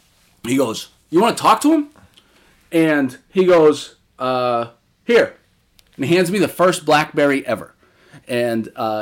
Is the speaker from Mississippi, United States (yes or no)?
no; Massachusetts, United States; So I was from Massachusetts and learned that she was from Connecticut.